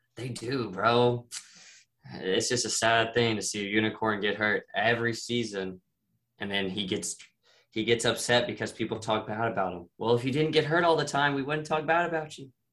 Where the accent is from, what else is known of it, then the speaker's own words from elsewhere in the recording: Texas, United States; I'm from Texas. I'm not from Houston, so I don't have any affiliation with Houston anymore, sadly. But I mean, just being a Texas boy or man